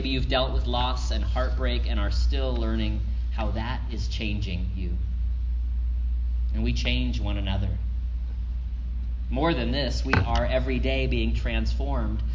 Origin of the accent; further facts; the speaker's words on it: Florida, United States; moved away as an adult; also born or lived in Dubuque, Iowa / the western US; now in Las Vegas, United States; I came from Florida